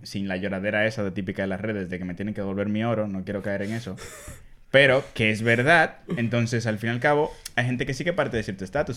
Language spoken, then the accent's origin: Spanish; Dominican Republic; born or raised there; accent: Dominican; now in Spain